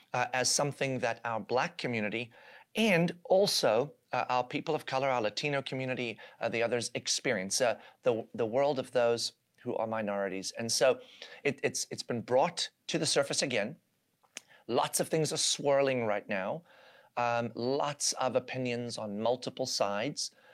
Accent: South Africa; now in United States; I was born and raised in South Africa, where I lived uh, in the environment of apartheid and watched that unfold even as a small child

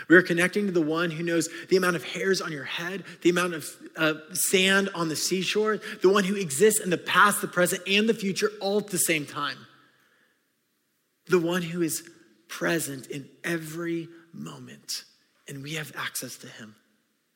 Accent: California, United States; I grew up in California

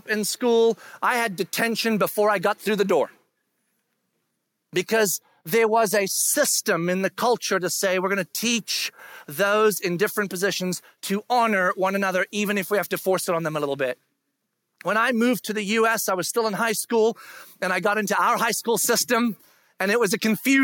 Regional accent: South Africa; moved away; I grew up in South Africa. And when I was in school in South Africa

